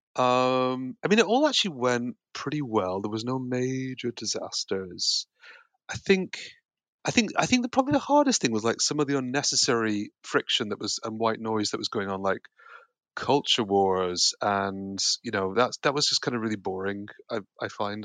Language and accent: English; Yorkshire and the Humber, United Kingdom; also born or lived in Connecticut, United States; now in London, United Kingdom; I was born in America, but I grew up here